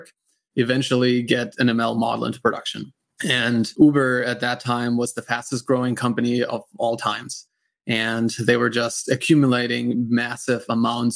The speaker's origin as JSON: {"language": "English", "country": "Germany", "also_born_or_lived": "United States", "accent": "German", "second_language": "English", "moved": "yes", "said": "I'm from Germany originally, and that's where that accent's coming from"}